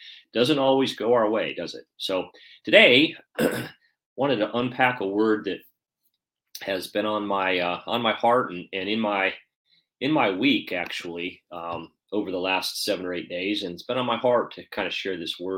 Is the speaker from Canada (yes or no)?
no; Atlanta, Georgia, United States; here in my hometown in Atlanta